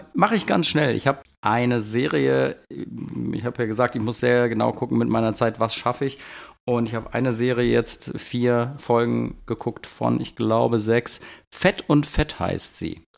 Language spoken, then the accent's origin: German; Bergheim, North Rhine-Westphalia, Germany; ich komme aus Bergheim